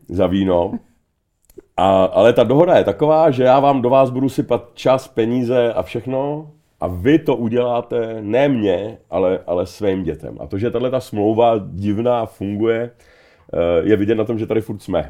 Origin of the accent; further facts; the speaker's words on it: Czechia; jsem sám sebou, jako Čech